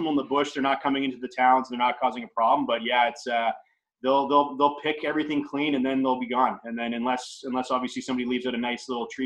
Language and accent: English; Ontario, Canada; also born or lived in London / Stratford / Mississauga; So I was born in London, Ontario. Um, I lived there for six years. Then I went to we went to Stratford for uh, like two and a half years, I think.